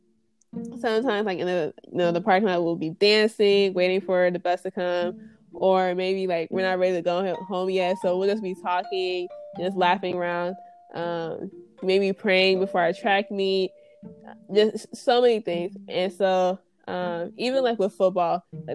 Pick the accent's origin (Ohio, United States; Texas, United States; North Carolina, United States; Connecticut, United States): Texas, United States; Houston; I'm from Ailey, Houston, Texas.